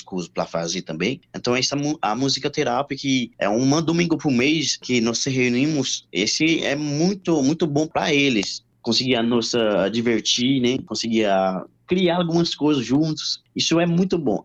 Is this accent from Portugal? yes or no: no; Haiti; Portuguese is a second language; now in Brazil; eu sou haitiano